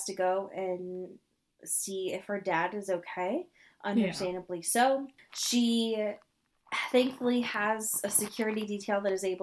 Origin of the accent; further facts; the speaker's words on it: Portland, Oregon, United States; my hometown of Portland